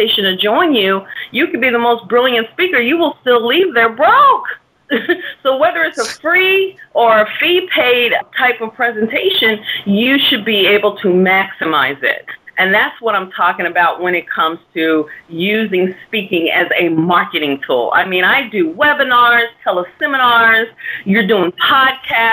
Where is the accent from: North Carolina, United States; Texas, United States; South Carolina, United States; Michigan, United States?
Texas, United States; Dallas; moved away as an adult; now in New York City, United States; I'm a Texas girl. I'm from Dallas, Texas, and moved here